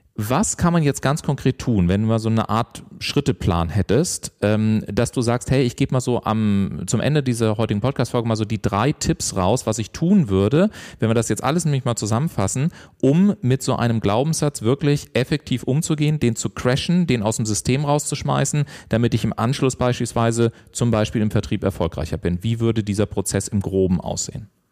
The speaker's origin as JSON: {"language": "German", "region": "Southern Germany", "country": "Germany", "said": "ich komme ja aus dem Süden von Deutschland"}